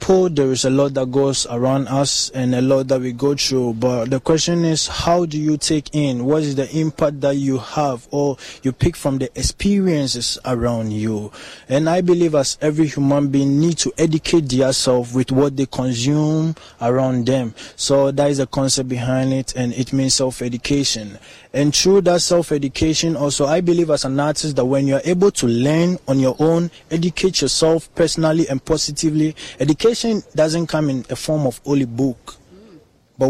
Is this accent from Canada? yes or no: no; Ghana; I'm from Ghana.